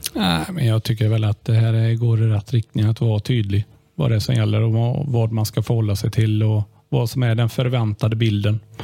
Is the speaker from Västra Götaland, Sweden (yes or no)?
yes; Limmared, Västra Götaland, Sweden; Jag är född och uppvuxen i Limmared